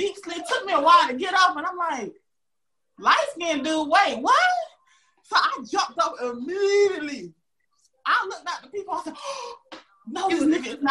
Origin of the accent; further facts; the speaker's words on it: Augusta, Georgia, United States; moved away; I'm from Augusta, Georgia